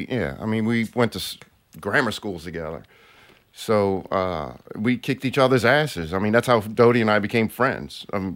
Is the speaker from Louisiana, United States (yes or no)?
yes; Metairie, Louisiana, United States; Born in Metairie.